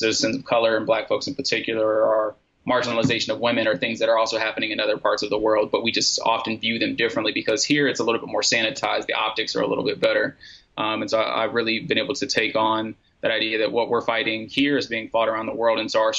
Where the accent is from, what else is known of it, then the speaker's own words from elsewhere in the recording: United States; as an American